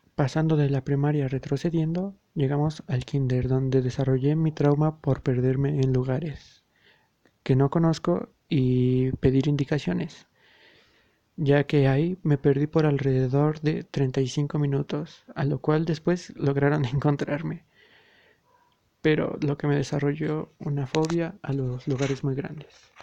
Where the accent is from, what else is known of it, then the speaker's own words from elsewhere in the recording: Mexico City, Mexico; soy oriundo de la Ciudad de México